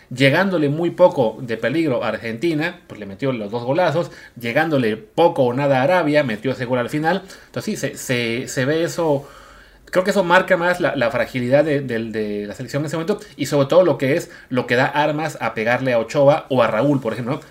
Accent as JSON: {"language": "Spanish", "country": "Mexico"}